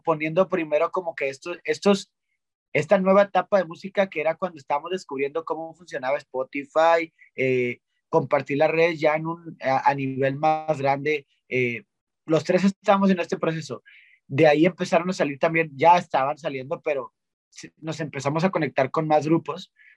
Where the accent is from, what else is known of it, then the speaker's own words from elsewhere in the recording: Monterrey, Nuevo León, Mexico; siendo regio